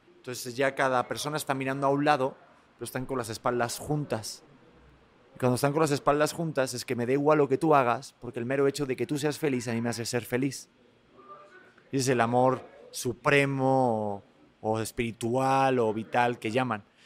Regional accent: Spain; accent: Spanish; mi acento español

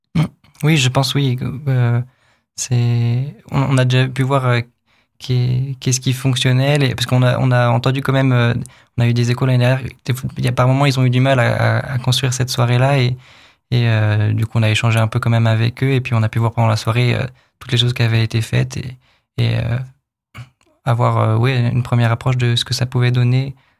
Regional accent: Pays de la Loire, France; moved away as an adult; also born or lived in Angoulême; now in Épinal, France; Moi, je viens du, du coup, des Pays de la Loire, dans l'ouest de la France

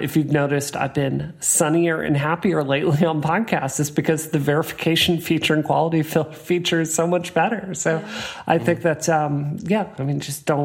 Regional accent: the South, United States; I grew up in the South

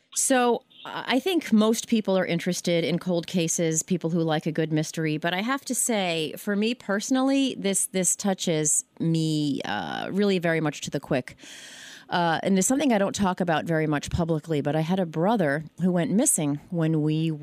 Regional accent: Baldwin, New York, United States; my hometown of Baldwin

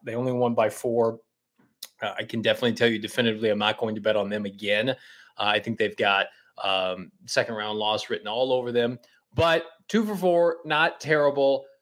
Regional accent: Midwest, United States; I grew up in the Midwest

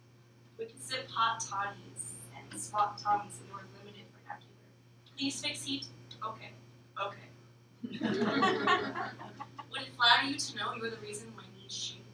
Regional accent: Florida, United States; moved away; I'm from Florida.

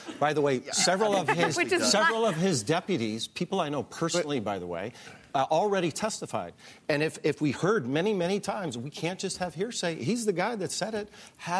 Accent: Montana, United States; I'm from Montana.

